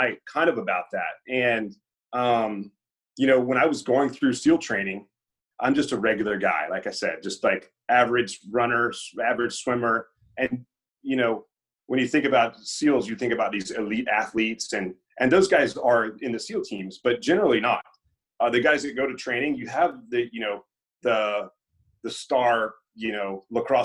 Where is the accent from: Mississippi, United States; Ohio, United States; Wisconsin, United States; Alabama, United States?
Mississippi, United States; Meridian; moved away as an adult; now in Hawaii, United States; I grew up in Meridian, Mississippi.